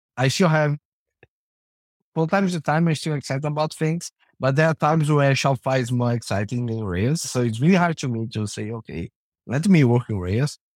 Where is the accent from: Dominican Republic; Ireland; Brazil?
Brazil; now in Canada; I'm from Brazil originally, now I live in Canada.